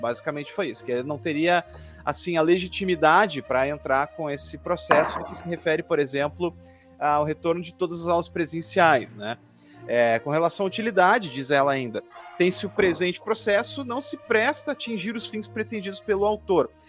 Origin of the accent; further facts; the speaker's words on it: Porto Alegre, Rio Grande do Sul, Brazil; Eu não sou esteiense, sou porto-alegrense